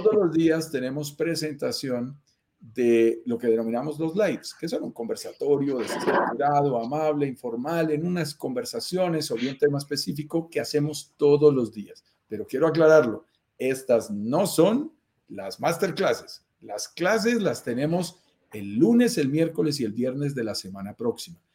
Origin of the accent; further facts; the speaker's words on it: Colombia; accent: Colombian; also born or lived in Bogotá, Colombia; Yo soy colombiano, lo notarás en mi acento, vivo en Bogotá, Colombia